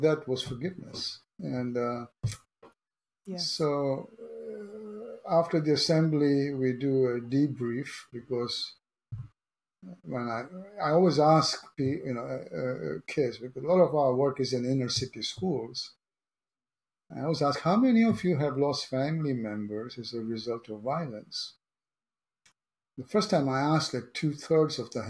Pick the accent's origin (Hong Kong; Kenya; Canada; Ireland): Kenya; now in San Diego, United States; I was born in Kenya